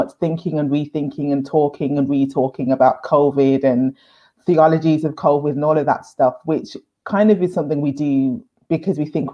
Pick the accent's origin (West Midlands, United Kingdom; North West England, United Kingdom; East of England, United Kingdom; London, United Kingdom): West Midlands, United Kingdom; Birmingham; I grew up in Handsworth in Birmingham